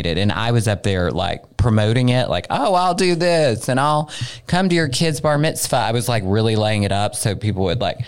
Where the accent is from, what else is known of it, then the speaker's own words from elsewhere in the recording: Arkansas, United States; I'm from Arkansas